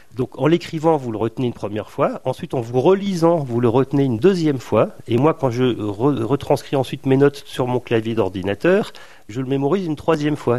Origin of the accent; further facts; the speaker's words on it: Vosges, Grand Est, France; now in Brittany, France; je suis né dans les Vosges